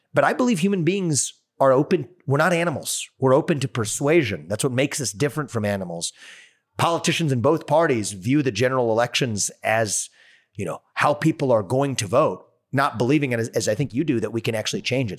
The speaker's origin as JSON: {"language": "English", "region": "Ohio", "country": "United States", "tie": "born or raised there", "said": "just up north from Ohio, my home state"}